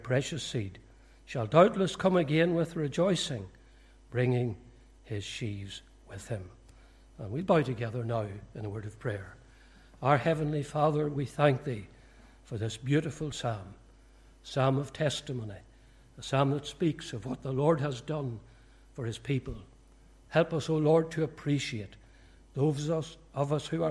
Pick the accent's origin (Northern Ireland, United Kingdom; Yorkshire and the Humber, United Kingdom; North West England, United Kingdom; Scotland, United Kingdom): Northern Ireland, United Kingdom; County Fermanagh; also born or lived in Portadown / County Tyrone / London; I was born in Portadown, but I am a Fermanagh man. We moved to Fermanagh when I was about four. I grew up in Fermanagh.